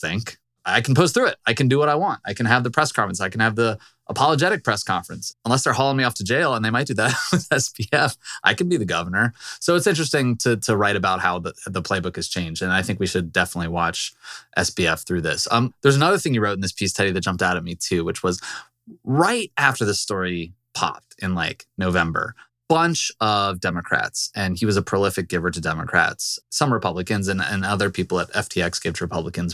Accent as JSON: {"language": "English", "region": "Virginia", "country": "United States", "said": "I'm from Virginia"}